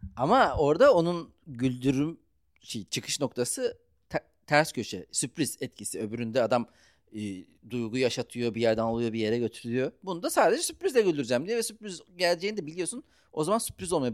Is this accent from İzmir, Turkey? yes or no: no; Ankara, Turkey; Ben Ankaralıyım